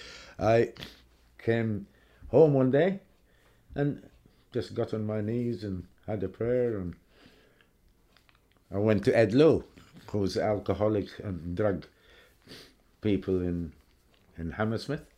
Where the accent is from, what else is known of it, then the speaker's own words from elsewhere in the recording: Aden, Yemen; moved away; I was born in Aden under British rule.